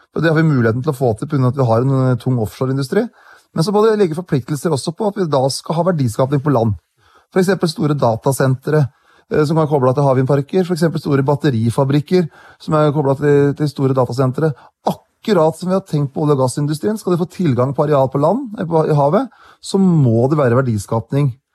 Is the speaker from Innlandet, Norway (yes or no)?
yes; Hedmark, Innlandet, Norway; Jeg kommer fra Hedmark